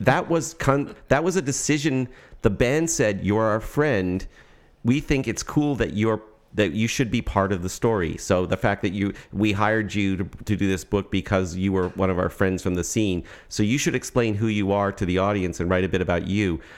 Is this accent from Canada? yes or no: yes; Toronto, Ontario, Canada; now in Berkeley, United States; I'm, I'm from Toronto